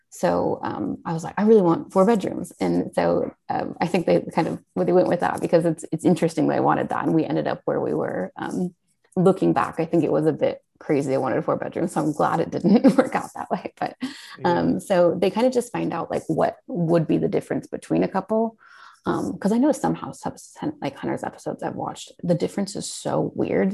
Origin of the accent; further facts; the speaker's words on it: Portland, Oregon, United States; moved away; I was born and raised in Portland, Oregon